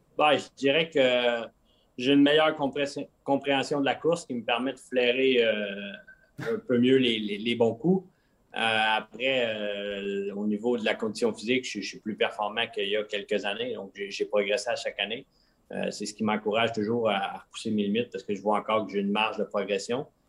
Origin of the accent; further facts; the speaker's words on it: Quebec, Canada; moved away as an adult; au Québec, on est habitué à des grands espaces